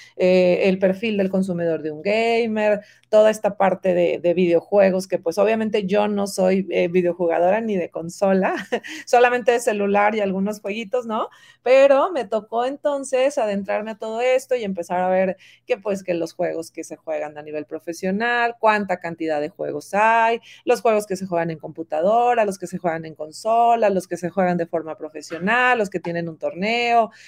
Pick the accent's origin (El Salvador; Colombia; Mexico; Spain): Mexico; Monterrey, Nuevo León; moved away as an adult; now in Guadalajara, Mexico; yo soy regia, yo soy de Monterrey y me trae Atlética a Guadalajara, ya tengo 13 años en esta hermosa ciudad